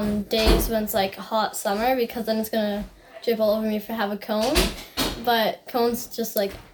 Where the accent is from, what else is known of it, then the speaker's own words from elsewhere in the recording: Ontario, Canada; I'm from Canada.